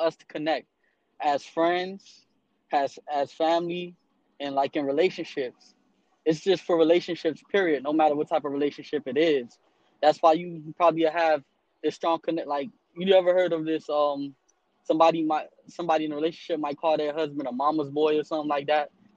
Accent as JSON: {"language": "English", "town": "Miami", "region": "Florida", "country": "United States", "said": "I'm from Miami, Florida"}